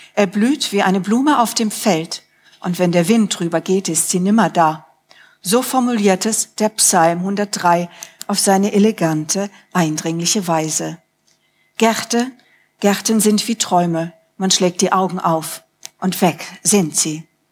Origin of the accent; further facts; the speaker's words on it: Rhineland, Germany; moved away; wie in meiner Kindheit im Rheinland